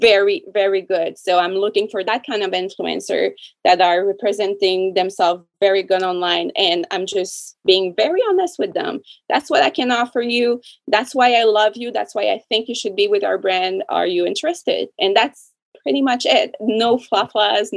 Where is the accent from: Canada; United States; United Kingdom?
Canada; I'm French Canadian